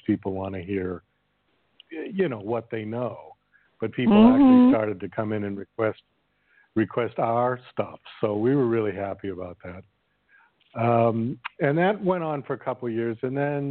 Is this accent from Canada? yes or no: no; Boston, Massachusetts, United States; moved away as an adult; also born or lived in New York City; I'm originally from Boston, Massachusetts, and I moved to New York City